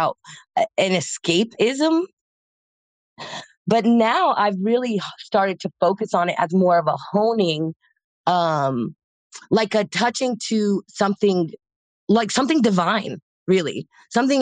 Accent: Casper, Wyoming, United States; moved away as an adult; also born or lived in Oregon; now in Los Angeles, United States; I grew up in Casper, Wyoming

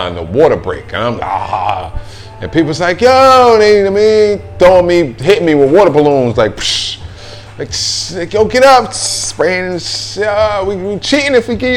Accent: New Jersey, United States; moved away; I'm just an ignorant ass motherfucker from New Jersey

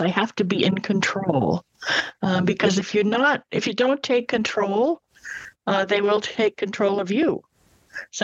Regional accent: Massachusetts, United States; moved away as an adult; now in Florida, United States; I'm from Massachusetts in New England, and I now live in Florida

